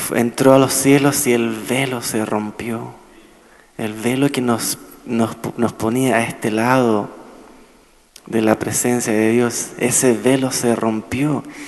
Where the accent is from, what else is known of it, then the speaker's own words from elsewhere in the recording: Chile; now in Nashville, United States; yo soy chileno